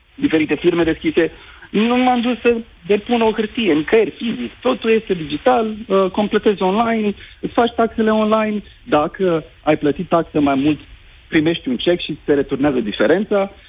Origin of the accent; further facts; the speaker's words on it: Suceava, Suceava County, Romania; moved away; Eu sunt din Suceava